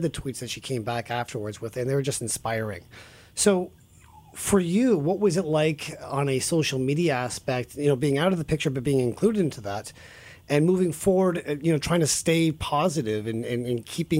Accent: Virginia, United States; when I was growing up in Virginia

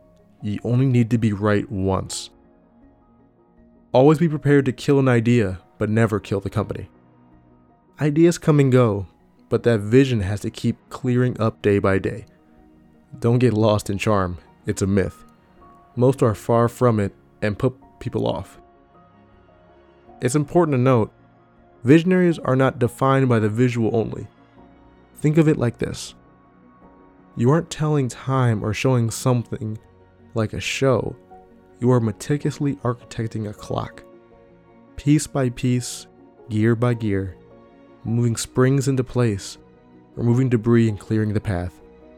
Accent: Detroit, Michigan, United States; I'm from Detroit. I don't like superficial things. I like how when a car is built, the metal bends.

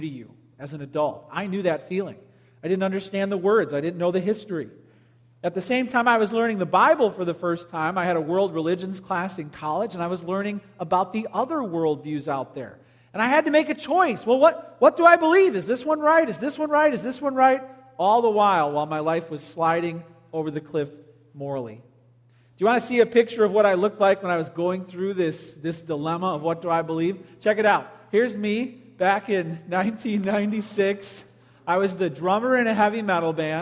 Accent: Palos, Illinois, United States; I grew up in Palos, went to Stagg High School.

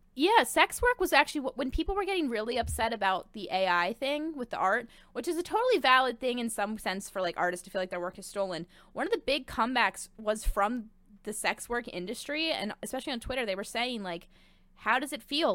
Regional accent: Delaware County, Pennsylvania, United States; now in Philadelphia, United States; I'm from Delco

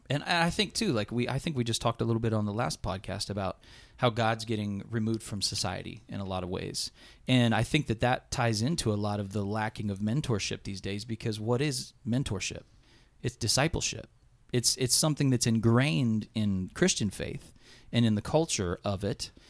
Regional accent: Blanchester, Ohio, United States; … and I are both Blanchester boy, boys, born and raised

